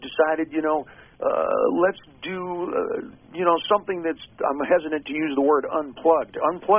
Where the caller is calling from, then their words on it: Nashville, Tennessee, United States; I'm calling you from Nashville here because we're strumming with the devil who's writing these titles.